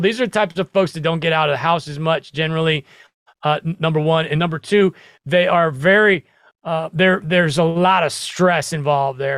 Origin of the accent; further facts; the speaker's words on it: Nebraska, United States; I grew up in the Midwest. I grew up in Nebraska